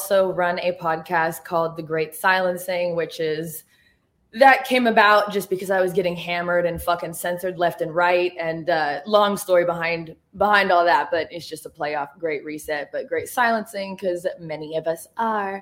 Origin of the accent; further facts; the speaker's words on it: Oregon, United States; moved away as an adult; also born or lived in Los Angeles, California; now in Nashville area, Tennessee, United States; I'm from Oregon, and I also used to live in L.A.